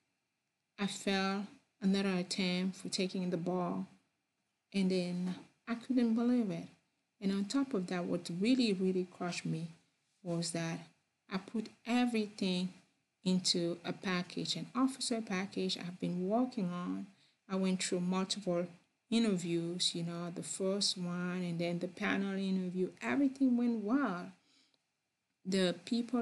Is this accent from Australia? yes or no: no; Cameroon; English is a second language; also born or lived in France; now in United States; I'm from Cameroon. I was born over there, and then I spent a lot of time in other part of the world, but I am from Cameroon.